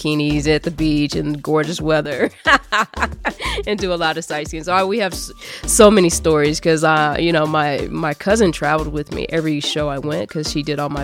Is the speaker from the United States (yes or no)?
yes; Kansas City, United States; born and raised in Kansas City.